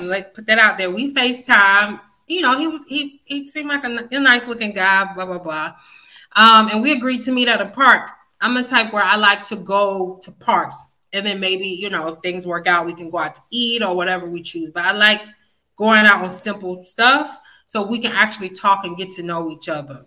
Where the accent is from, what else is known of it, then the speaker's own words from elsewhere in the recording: West Palm Beach, Florida, United States; accent: country twang; also born or lived in Fort Lauderdale, Florida; now in Georgia, United States; I'm, I'm originally from West Palm Beach. That's my hometown, even though I feel like I've been in Georgia forever.